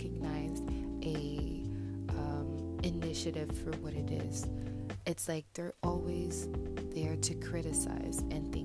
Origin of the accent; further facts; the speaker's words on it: Montreal, Quebec, Canada; I'm from Montreal